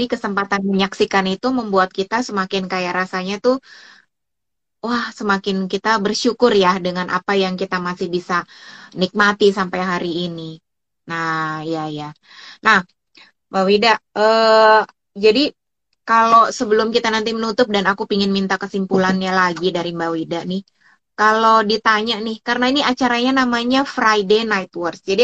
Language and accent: Indonesian; Java, Indonesia; aku orang Jawa